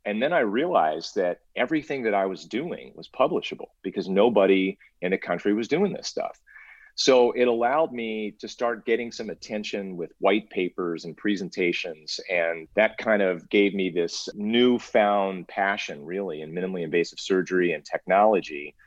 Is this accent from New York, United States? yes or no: no; Cincinnati, Ohio, United States; moved away as an adult; also born or lived in Illinois / Albuquerque, New Mexico / California; I grew up in in Ohio actually, so I'm a Midwest kid